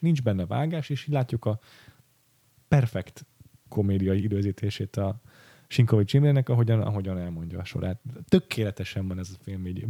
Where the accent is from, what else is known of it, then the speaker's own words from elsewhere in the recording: Western Hungary, Hungary; én meg Nyugat-Magyarországról származok